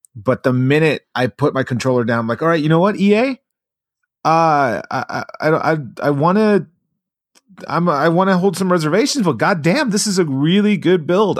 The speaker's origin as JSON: {"language": "English", "town": "Long Beach", "region": "California", "country": "United States", "tie": "born or raised there", "said": "I grew up in Long Beach"}